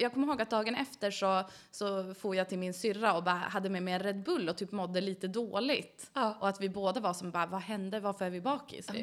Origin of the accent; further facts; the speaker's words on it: Umeå, Västerbotten County, Sweden; also born or lived in Gällivare, Norrbotten; Jag flyttade till Umeå 1999, då var jag åtta år gammal